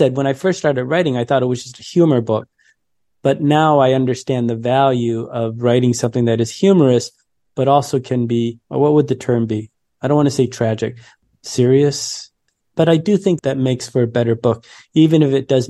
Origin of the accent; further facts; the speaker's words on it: Detroit, Michigan, United States; I grew up in Detroit during the 80s